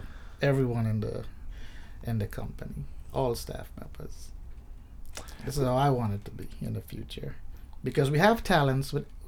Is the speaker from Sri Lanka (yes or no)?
no; Trinidad & Tobago; now in United States; I grew up in Trinidad and Tobago, and I think that's the most southern island in the Caribbean.